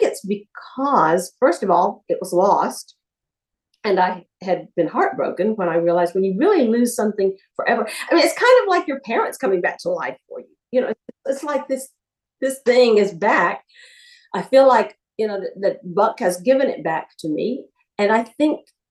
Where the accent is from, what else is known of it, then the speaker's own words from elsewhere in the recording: Alabama, United States; moved away; also born or lived in Los Angeles; I was from Alabama.